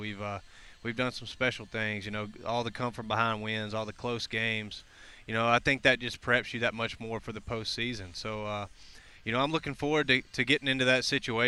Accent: Mississippi, United States; I grew up in Mississippi, so small town.

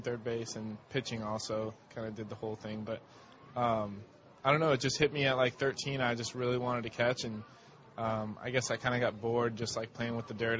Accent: Pembroke Pines, Florida, United States; born or raised there

